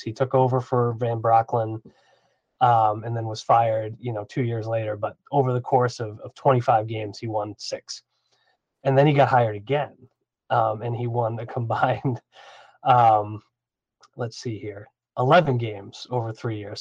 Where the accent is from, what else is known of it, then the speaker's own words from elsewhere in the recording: New England, United States; when I was a kid growing up in New England